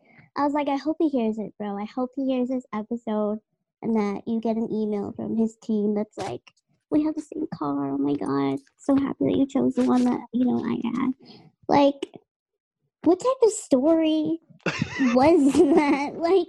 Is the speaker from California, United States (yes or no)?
no; Dorchester, Massachusetts, United States; I'm from Dorchester, right? Which is Boston, okay?